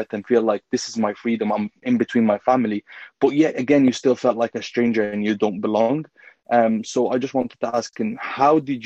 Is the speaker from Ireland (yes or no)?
yes; Ireland; also born or lived in Egypt; I was born and raised in Ireland